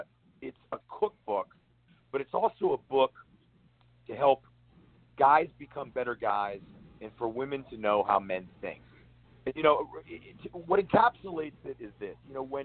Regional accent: New Castle, Pennsylvania, United States; Yeah. I'm from outside Pittsburgh. I'm from Newcastle, Pennsylvania.

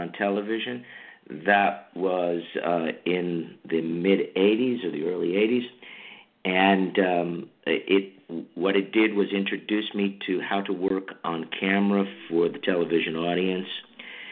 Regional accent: New Jersey, United States; also born or lived in Santa Monica / New York City; now in Los Angeles, United States; back to the East Coast, because I'm from New Jersey

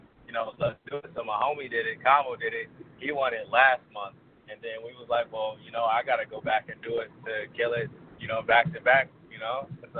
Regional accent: Virginia, United States; also born or lived in North Carolina; I'm from Virginia by way of North Carolina.

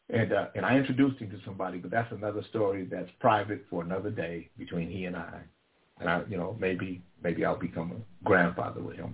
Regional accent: Vallejo, California, United States; also born or lived in Sacramento; I grew up in Vallejo as well as Sacramento

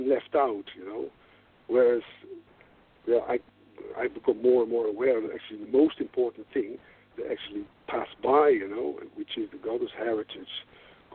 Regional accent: Netherlands

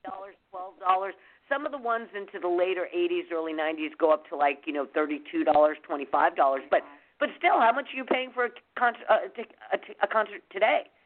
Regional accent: New York, United States; moved away; growing up in New York

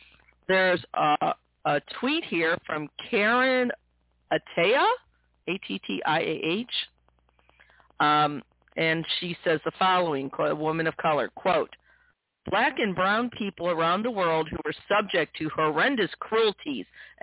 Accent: United States; as an American

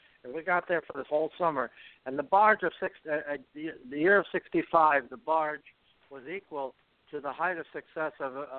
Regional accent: Rochester, New York, United States; moved away as an adult; also born or lived in Ottawa, Canada; We're both from Rochester. I moved to Rochester when I was 4 years old and moved to New York City when I was 20.

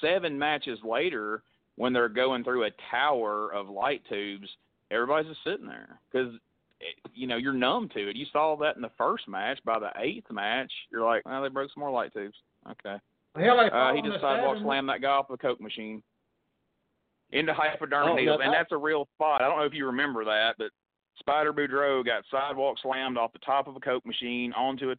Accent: Coleman, United States; my hometown of Coleman

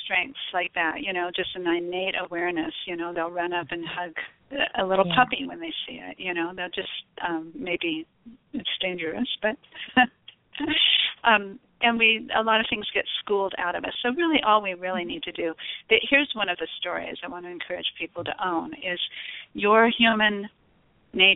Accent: Arizona, United States; I was born in Arizona

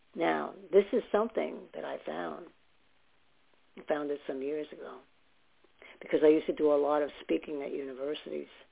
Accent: New York City, New York, United States; also born or lived in Staten Island; now in New Jersey, United States; I lived in Staten Island for some years, and I was born in New York

